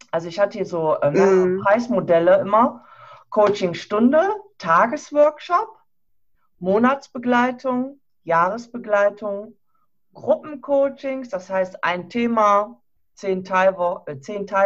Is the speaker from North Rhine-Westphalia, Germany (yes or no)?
yes; Krefeld, North Rhine-Westphalia, Germany; Ich komme ja aus Nordrhein-Westfalen, aus Krefeld in der Nähe von Düsseldorf.